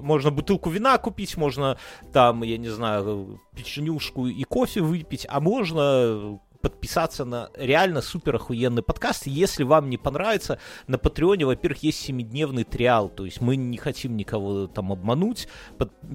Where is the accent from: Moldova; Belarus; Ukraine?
Belarus; Russian is a second language; мы как белорусы